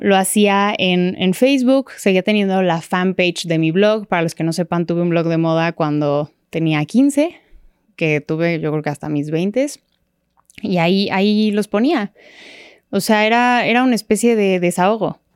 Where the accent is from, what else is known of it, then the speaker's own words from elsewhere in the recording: Mexico City, Mexico; nací y crecí en la Ciudad de México